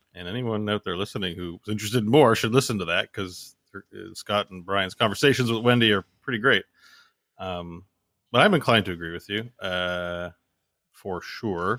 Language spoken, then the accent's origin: English; Canada; me as a Canadian